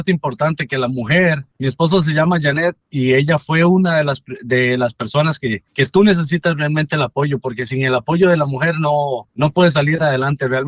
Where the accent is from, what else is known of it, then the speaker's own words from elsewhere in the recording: Costa Rica; desde niño siempre, desde que tenía 11 años allá en mi país, en Costa Rica, me gustaba mucho limpiar los carros de mis primos, de mis familiares.